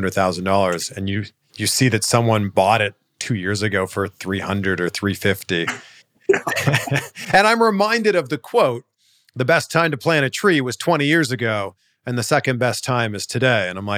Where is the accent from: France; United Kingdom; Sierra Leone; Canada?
Canada; We're both from Canada.